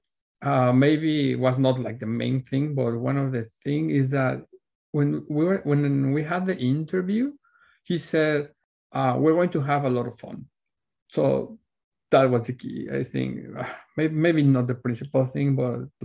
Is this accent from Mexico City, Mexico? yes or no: yes; Mexico City, Mexico; moved away as an adult; now in Vancouver, Canada; I was born and raised in Mexico City.